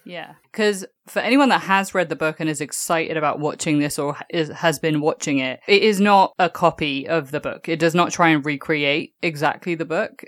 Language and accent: English; England, United Kingdom; moved away; growing up in England